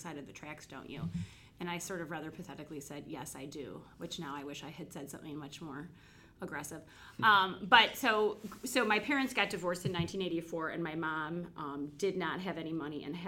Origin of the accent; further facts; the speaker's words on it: Birmingham, Michigan, United States; also born or lived in Rochester, Michigan; I grew up actually in Birmingham, Michigan, not Alabama